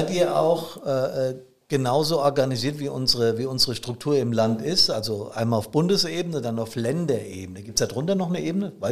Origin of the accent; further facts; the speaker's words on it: Hesse, Germany; Großstädte hier im Rhein-Main-Gebiet, ganz in der Nähe, wo ich herkomme